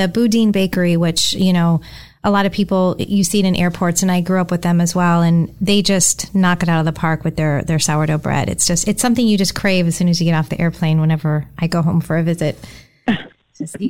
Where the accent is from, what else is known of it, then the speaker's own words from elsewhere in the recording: San Francisco Bay Area, California, United States; now in Tampa, United States; I grew up in the San Francisco Bay Area